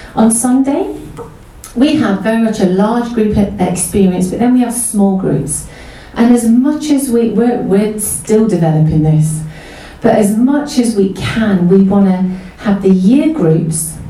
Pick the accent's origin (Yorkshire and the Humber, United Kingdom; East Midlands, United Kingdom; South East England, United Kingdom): East Midlands, United Kingdom; Mansfield; We grew up in Mansfield. We're originally northern kids